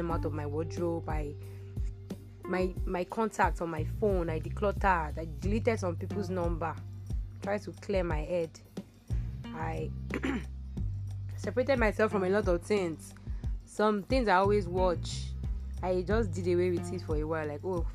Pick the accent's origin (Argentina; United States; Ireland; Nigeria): Nigeria; I'm a Nigerian